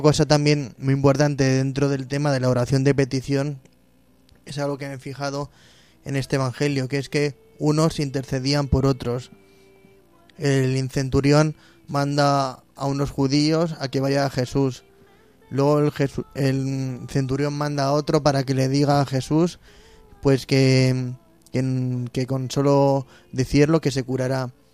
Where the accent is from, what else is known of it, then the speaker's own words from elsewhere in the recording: Móstoles, Community of Madrid, Spain; moved away; mi tierra Móstoles